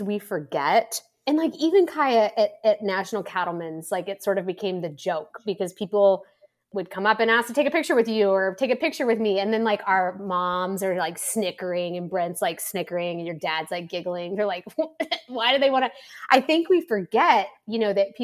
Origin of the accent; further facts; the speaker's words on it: Kansas, United States; I'm from Kansas.